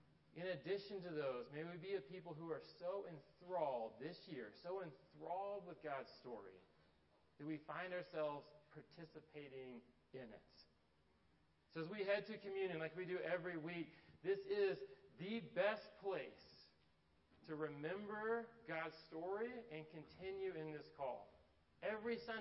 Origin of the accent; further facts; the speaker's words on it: Atlanta, Georgia, United States; growing up in Atlanta, my dad went to Tech